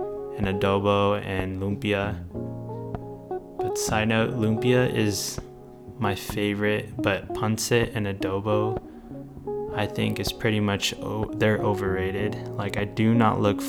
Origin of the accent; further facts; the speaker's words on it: Victorville, California, United States; I grew up in a city called Victorville